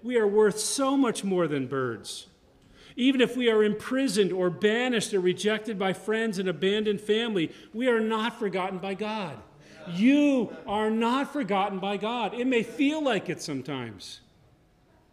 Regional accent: Connecticut, United States; I grew up in Connecticut.

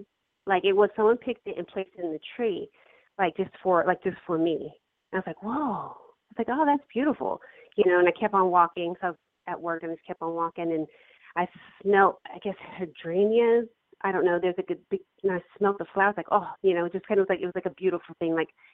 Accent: Colorado, United States; And I grew up in Colorado I lived in Colorado for a little bit.

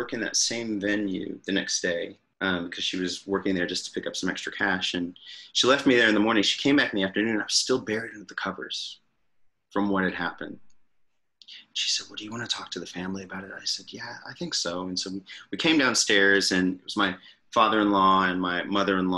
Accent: United States; I'm the American in the group

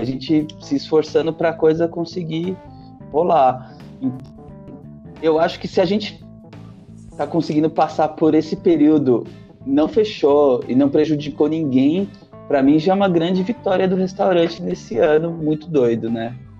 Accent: São Paulo, Brazil; Eu sou do, do Jabaquara, da Zona Sul

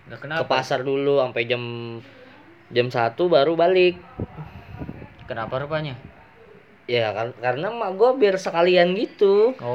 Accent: Lampung, Indonesia; asal dari Lampung, umur 18 tahun, hobi ngebacot.

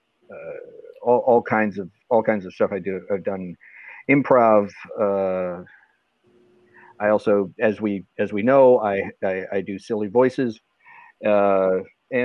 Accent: just outside of Milwaukee, Wisconsin, United States; now in Chicago, United States; I'm from just outside of Milwaukee, Wisconsin, small town Alice, Wisconsin. That's where I grew up.

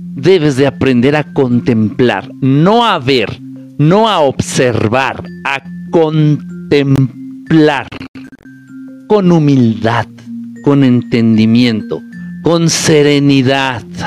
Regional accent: Zihuatanejo, Guerrero, Mexico; moved away; cuando voy a mi pueblo querido y adorado, Ciguatanejo de Azueta

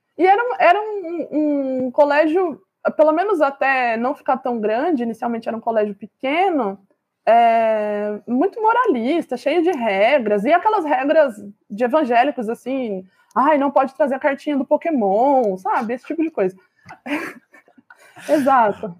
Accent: Campinas, São Paulo, Brazil; Campinas é a cidade onde eu nasci

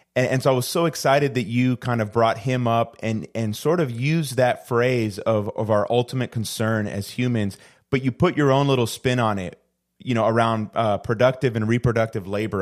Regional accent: Puerto Rico; I'm originally from the island of Puerto Rico

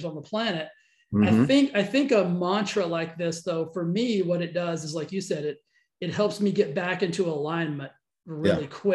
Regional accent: Cisco, Texas, United States; I grew up in a tiny little town called Cisco. It's kind of between Abilene and Fort Worth, like right on I-20

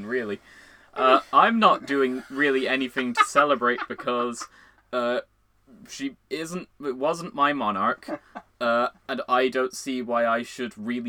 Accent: Ireland; we are Irish. The both of us.

